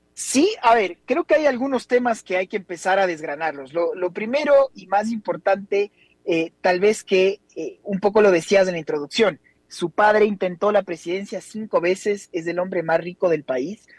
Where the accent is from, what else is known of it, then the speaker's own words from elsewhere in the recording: Ecuador; los ecuatorianos nunca estuvimos acostumbrados a este nivel de violencia